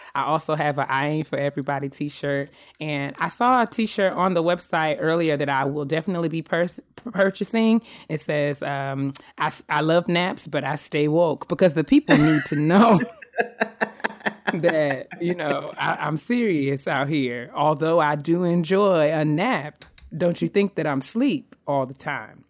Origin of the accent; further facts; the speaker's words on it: White Plains, New York, United States; now in Silver Spring, Maryland, United States; It's where I was from. It's where I'm born. It's where I was raised.